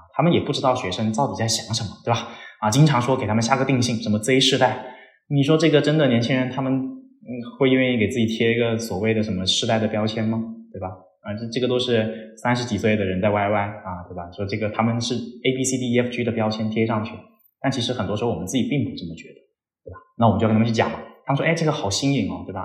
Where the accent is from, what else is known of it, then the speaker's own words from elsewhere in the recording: Shenzhen, Guangdong, China; accent: Guangdong accent; moved away as an adult; also born or lived in Beijing; now in Chengdu, China; 我在深圳长大嘛，啊，然后在广州念了四年书，啊，在北京又待了三年的时间吧，接近，然后现在是在成都这边